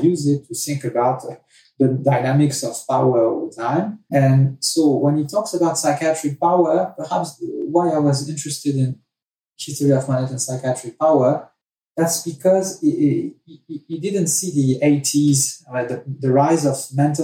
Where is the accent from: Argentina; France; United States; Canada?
France; moved away; I was raised in France